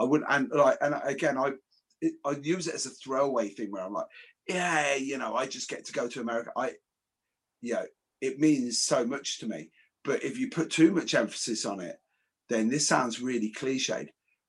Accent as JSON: {"language": "English", "town": "Coventry", "region": "West Midlands", "country": "United Kingdom", "said": "I'm a kid from Coventry."}